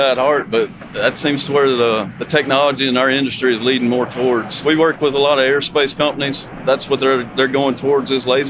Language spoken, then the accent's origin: English; near Huntsville, North Alabama, United States